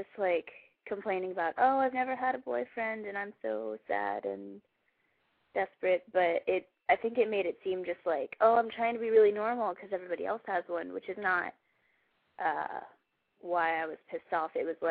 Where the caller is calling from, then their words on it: Maryland, United States; From Maryland.